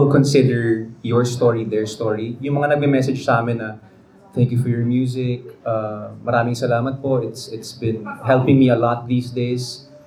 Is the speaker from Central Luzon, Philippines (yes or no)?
no; Cagayan de Oro, Northern Mindanao, Philippines; Tapos parehas kaming Bisaya. So, nung nag nakita kami, may Bisaya si Deka, taga, taga-asa ka. She's from Davao, I'm from CDO.